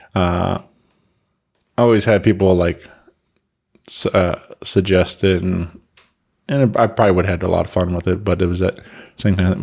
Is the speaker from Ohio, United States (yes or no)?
no; Wentzville, Missouri, United States; my hometown, you know, in Wentzville